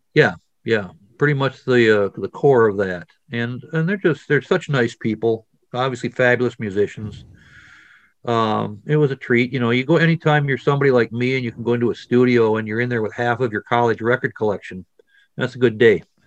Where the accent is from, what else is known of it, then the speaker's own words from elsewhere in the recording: Wisconsin, United States; I'm from Wisconsin